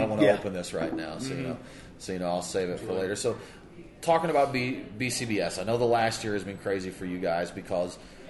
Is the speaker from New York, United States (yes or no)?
no; Georgia, United States; we're from Georgia. We got a 14% cap there